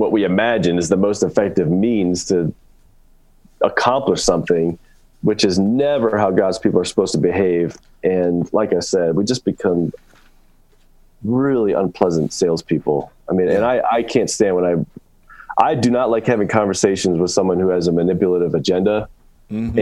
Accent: United States; being an American

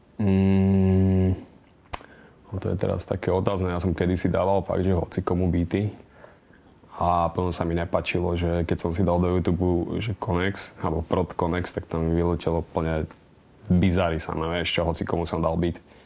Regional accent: Slovakia; zistili, že som Slovak

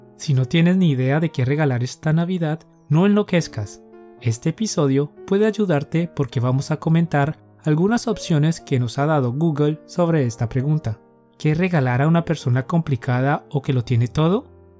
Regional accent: Colombia; Somos dos profes colombianos

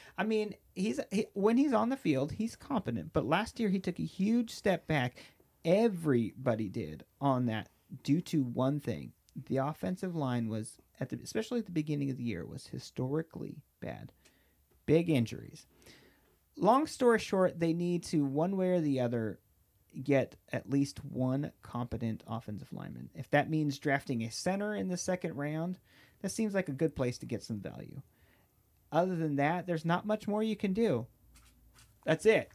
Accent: Southern California, United States; I am from Southern California

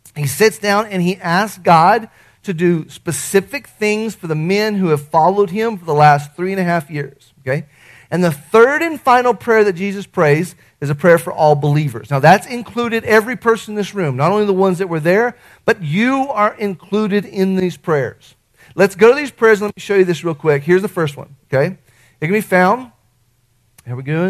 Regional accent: Artesia, United States; the kid I grew up with in Artesia

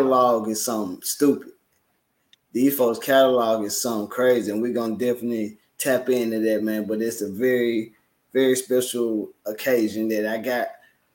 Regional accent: Memphis, Tennessee, United States; I'm from Memphis, so I grew up a 3-6 fan.

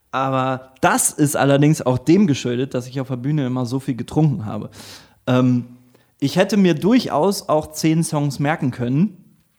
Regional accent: Northern Germany, Germany; accent: Low German; ich musste tatsächlich auch meinen, meinen plattdeutschen Akzent trainieren.

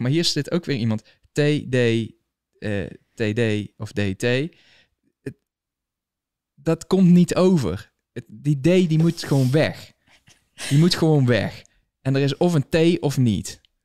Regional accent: Valkenswaard, North Brabant, Netherlands; moved away as an adult; now in United States; ik kom uit Valkenswaard, o, o, origineel

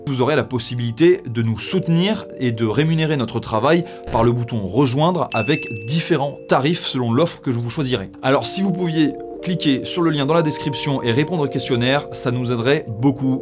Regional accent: France; Chez nous en France

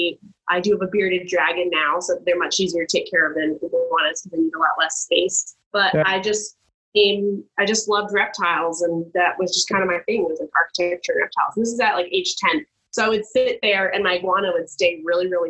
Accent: Miami, Florida, United States; moved away as an adult; born and raised in Miami.

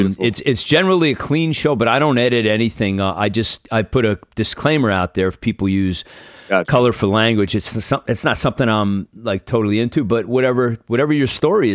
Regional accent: New Jersey, United States; I'm from Jersey and I know how difficult it is.

